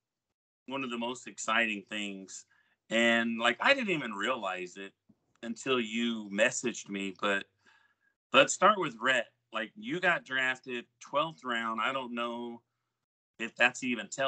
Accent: Oklahoma, United States; we went to school together, so people do realize, I guess, that we're all from Oklahoma

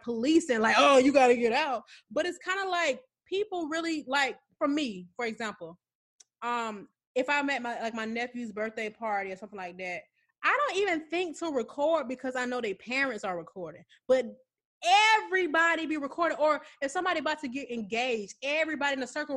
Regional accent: Atlanta, Georgia, United States; I'm from Atlanta

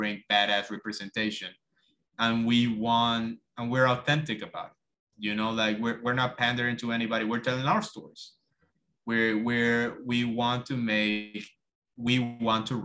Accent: Cuba; moved away as an adult; now in United States; I moved to the States from Cuba when I was 19. I moved by myself.

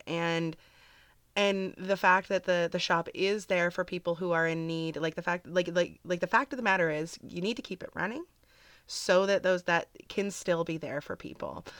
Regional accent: Canada; I'm Canadian

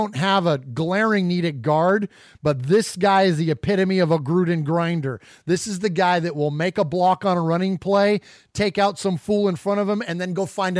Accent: Bay Area, California, United States; growing up in the Bay Area.

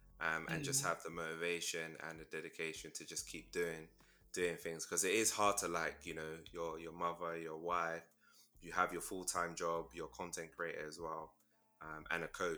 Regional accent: London, United Kingdom; I'm from South. I've lived in South my whole life.

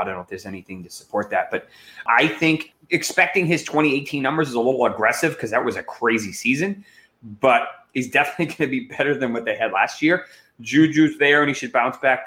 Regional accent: Massachusetts, United States; I grew up in Massachusetts

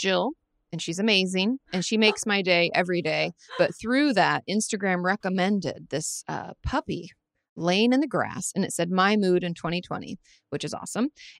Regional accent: Washington, United States; I grew up in Washington State

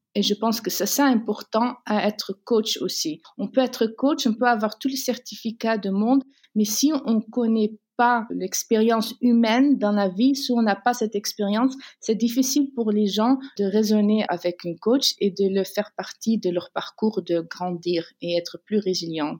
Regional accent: Netherlands; Je suis née aux Pays-Bas et j'ai grandi entre deux cultures

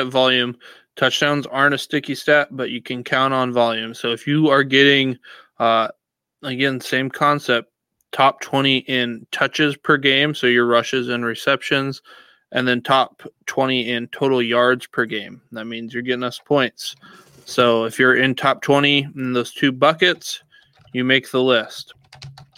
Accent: Ankeny, Iowa, United States; I'm originally from Ankeny, Iowa, where JJ Cole's from, went to my high school.

